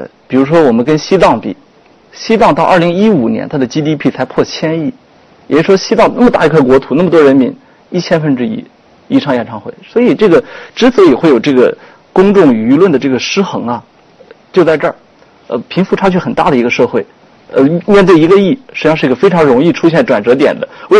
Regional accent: China; 我们我们中国人还是挺善于造神的，我觉得。

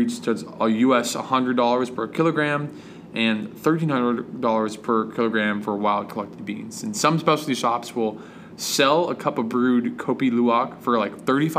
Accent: Washington, District of Columbia, United States; my hometown, Washington, D.C., the nation's capital.

